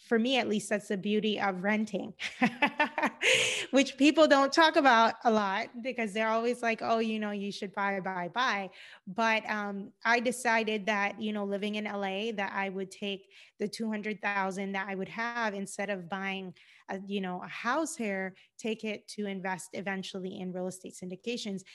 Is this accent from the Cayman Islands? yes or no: yes; Cayman Islands; moved away as an adult; also born or lived in Georgia, United States; now in Los Angeles, United States; I'm originally from the Cayman Islands. I've been in the United States now for over ten years